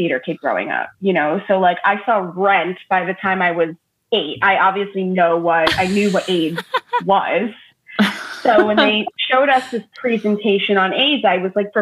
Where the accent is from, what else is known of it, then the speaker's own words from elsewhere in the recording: Long Island, New York, United States; But I grew up on Long Island in New York